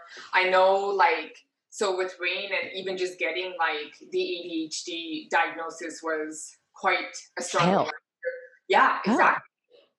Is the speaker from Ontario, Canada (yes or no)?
yes; Timmins, Ontario, Canada; So I'm from Timmins. I live in South Porcupine with my family.